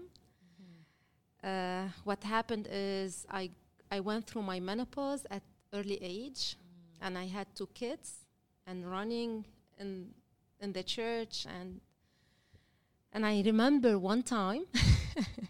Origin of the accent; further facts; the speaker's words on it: Lebanon; I'm from Lebanon. I was born and raised in Lebanon